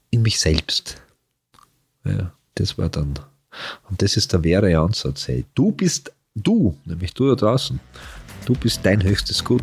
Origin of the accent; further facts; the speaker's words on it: Carinthia, Austria; also born or lived in Vienna; bin ja Kärntner Maurer, weißt du was? Kennt, ja. ich, wenn ich heute, wenn ich durch Wien fahre, ich war ja meistens in Wien